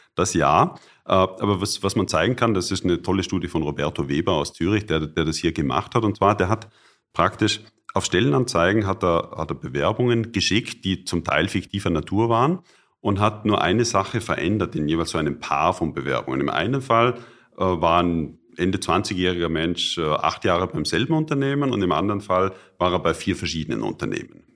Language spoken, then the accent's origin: German; Austria; moved away; also born or lived in Bonn / Cologne; ich als Österreicher